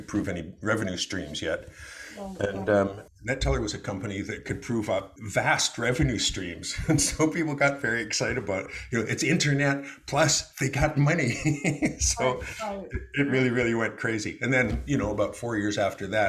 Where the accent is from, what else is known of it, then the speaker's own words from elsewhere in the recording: Calgary, Alberta, Canada; we were raised in Calgary, Alberta